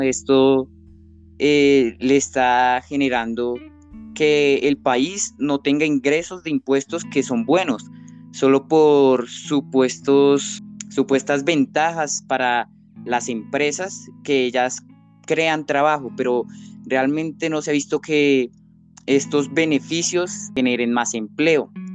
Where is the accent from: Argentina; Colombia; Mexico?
Colombia; como colombianos